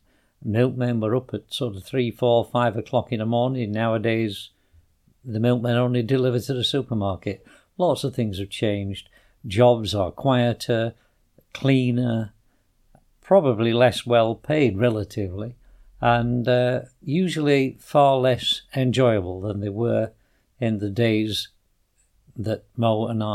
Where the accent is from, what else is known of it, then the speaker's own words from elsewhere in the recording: Yorkshire and the Humber, United Kingdom; in South Yorkshire we have something called Pride